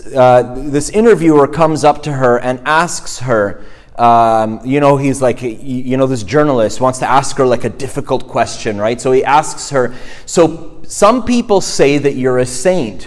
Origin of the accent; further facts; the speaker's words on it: Montreal, Quebec, Canada; moved away; I grew up in Montreal